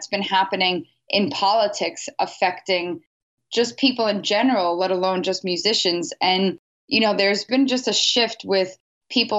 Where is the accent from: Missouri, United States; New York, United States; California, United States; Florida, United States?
New York, United States; New York City; I'm born and raised in New York City